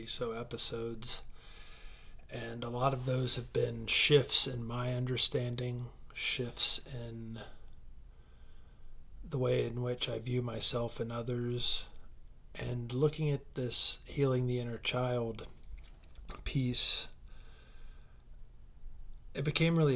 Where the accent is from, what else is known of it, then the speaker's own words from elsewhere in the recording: Troy, Ohio, United States; also born or lived in Carson City, Nevada; I was born in Carson City, Nevada at 11:15 p.m. on September 7th, 1976. I moved to Ohio when I was 4. I went to Troy High School